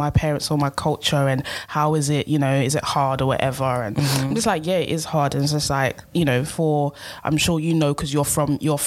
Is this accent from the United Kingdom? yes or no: yes; United Kingdom; we're both British, we're both born here